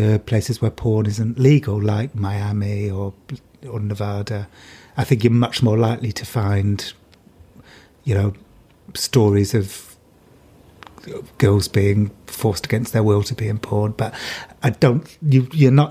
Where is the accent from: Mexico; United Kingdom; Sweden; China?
United Kingdom; I'm British.